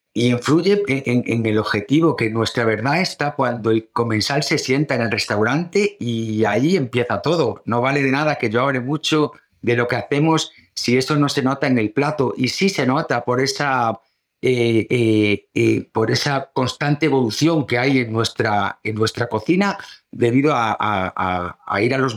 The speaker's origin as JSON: {"language": "Spanish", "town": "O Grove", "region": "Galicia", "country": "Spain", "tie": "born or raised there", "moved": "yes", "said": "venirnos para el pueblo"}